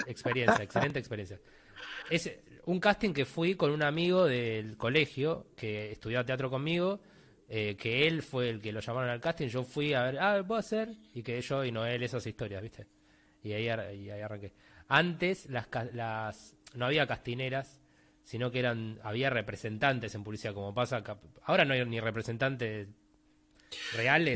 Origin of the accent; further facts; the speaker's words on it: Buenos Aires, Argentina; Yo crecí viendo cine en Belgrano, que soy de Villa Devoto